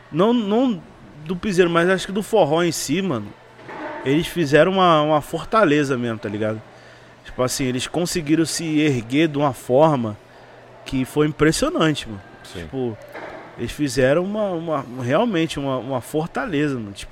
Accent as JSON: {"language": "Portuguese", "region": "Rio de Janeiro", "country": "Brazil", "lives_now": "São Paulo, Brazil", "said": "eu ainda não entendi o funk de São Paulo, né? Que eu sou do Rio."}